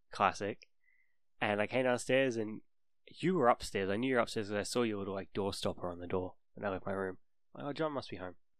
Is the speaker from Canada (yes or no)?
no; New Zealand; I'm from New Zealand.